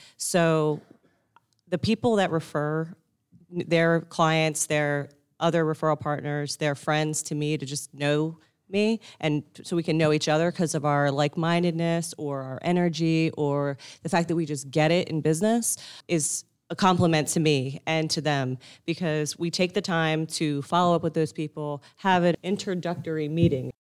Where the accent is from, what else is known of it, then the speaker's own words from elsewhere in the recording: Northeast, United States; I grew up in the Northeast